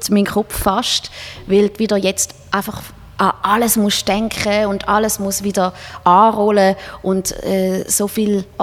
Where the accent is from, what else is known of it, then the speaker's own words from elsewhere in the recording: Switzerland; Als, als Schweizer Musiker willst du einfach dort mal spielen